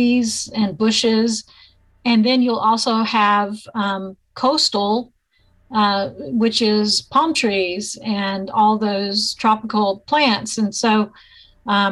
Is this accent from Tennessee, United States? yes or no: no; Arkansas, United States; moved away as an adult; also born or lived in Iowa; now in Kingsville, United States; I'm an Arkansas native